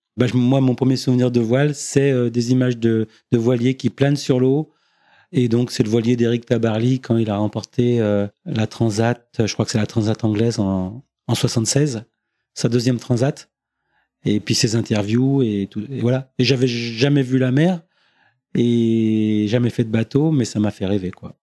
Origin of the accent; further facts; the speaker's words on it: Beaujeu, Auvergne-Rhône-Alpes, France; also born or lived in Villefranche-sur-Saône / Lyon; je suis originaire du Beaujolais, donc euh, j'habitais à la campagne